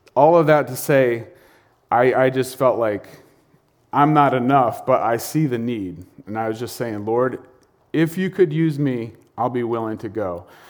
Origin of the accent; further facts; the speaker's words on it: North Stonington, Connecticut, United States; I grew up in North Stonington